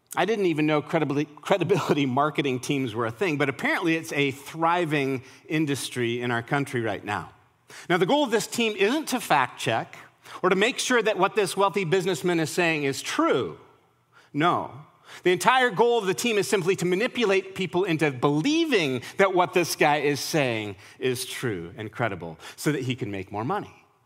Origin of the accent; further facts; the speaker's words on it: Colorado, United States; now in Nashville, United States; I'm from Colorado.